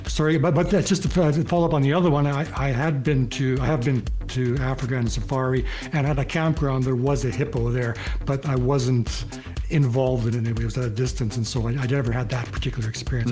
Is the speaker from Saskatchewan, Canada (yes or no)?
yes; Kenora, Saskatchewan, Canada; moved away as an adult; now in Calgary, Canada; I'm from Kenora, Saskatchewan, and I've been in Calgary since I left high school